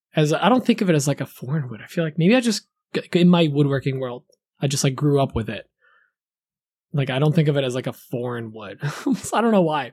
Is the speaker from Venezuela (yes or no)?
no; Poland; also born or lived in New Jersey; now in United States; growing up in Poland